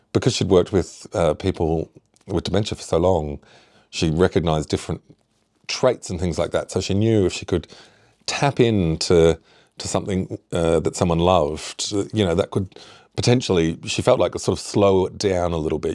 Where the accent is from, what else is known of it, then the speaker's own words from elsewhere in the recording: Shepparton, Victoria, Australia; now in Isle of Mull, United Kingdom; where I grew up, uh, Shepparton